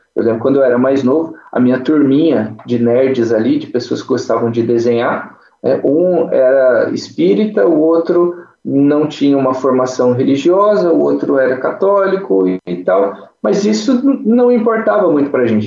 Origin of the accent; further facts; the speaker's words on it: Cachoeira Paulista, São Paulo, Brazil; now in Pindamonhangaba, Brazil; Eu sou natural aqui de Pindamonhangaba, hoje voltei a morar aqui nessa cidade maravilhosa. mas com três anos de idade, eu saí daqui e fui para Cachoeira Paulista